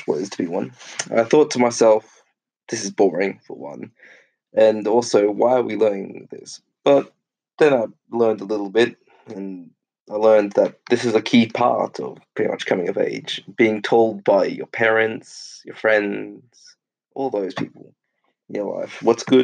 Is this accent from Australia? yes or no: yes; Australia; Growing up in Australia